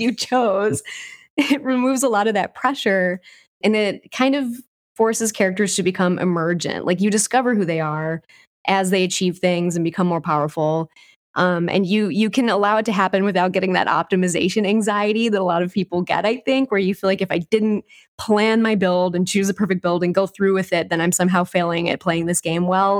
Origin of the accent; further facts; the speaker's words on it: Southern Wisconsin, United States; I grew up in Southern Wisconsin around people who played a lot of old school D and D